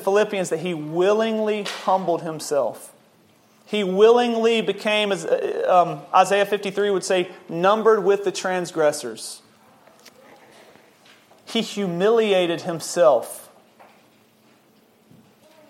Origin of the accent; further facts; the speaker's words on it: Memphis, Tennessee, United States; I'm an American. I'm born in the state of Tennessee, city of Memphis